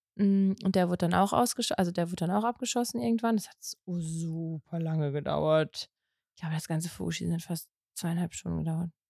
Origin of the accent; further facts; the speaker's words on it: North Rhine-Westphalia, Germany; Also für mich als Ostwestfälin